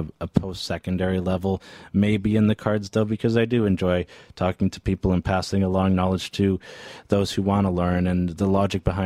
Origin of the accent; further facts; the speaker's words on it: Newcastle, Ontario, Canada; moved away as an adult; also born or lived in Bowmanville; now in Peterborough, Canada; a school in my hometown of Newcastle